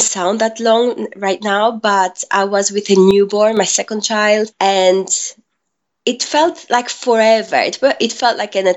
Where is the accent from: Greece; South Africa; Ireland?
Greece; moved away as an adult; now in England, United Kingdom; I'm half Greek and half Filipina, and I was born and raised in Greece